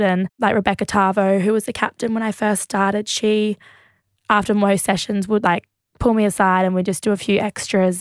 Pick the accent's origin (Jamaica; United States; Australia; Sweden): Australia; being Australian